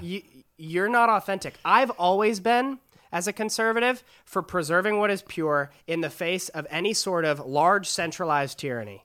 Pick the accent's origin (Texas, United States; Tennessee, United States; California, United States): California, United States; San Diego; I'm from San Diego, California, just down the road.